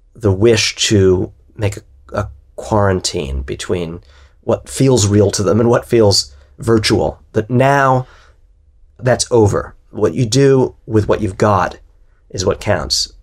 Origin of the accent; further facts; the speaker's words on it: New York, United States; as a New Yorker, having lived through nine eleven